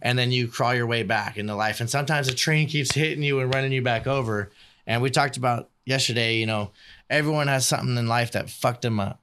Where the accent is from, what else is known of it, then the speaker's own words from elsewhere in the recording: Bakersfield, California, United States; also born or lived in Virginia Beach, Virginia; I grew up on East Side, too. I went to Chipman, went to Highland, went to Bakersfield College